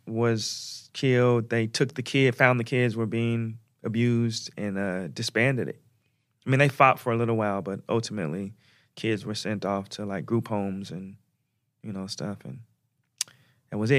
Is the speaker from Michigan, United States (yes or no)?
no; Portland, Oregon, United States; my hometown, which is Oregon, Portland, Oregon